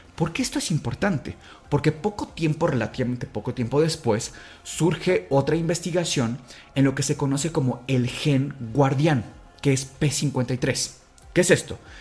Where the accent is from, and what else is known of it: Mexico